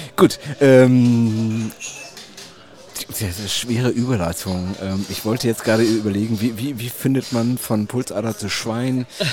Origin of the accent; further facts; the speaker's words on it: Germany; bei uns in Deutschland